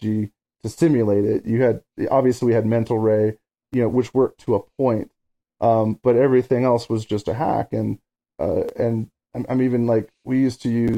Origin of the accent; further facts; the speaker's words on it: Phoenix, Arizona, United States; in Phoenix. Where I was born and raised